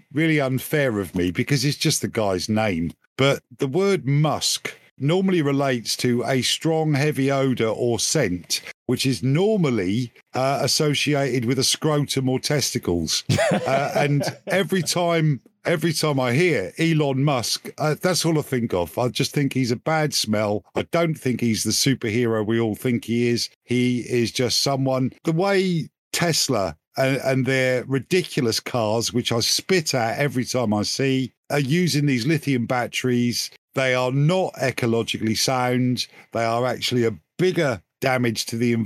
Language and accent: English; England, United Kingdom; I'm English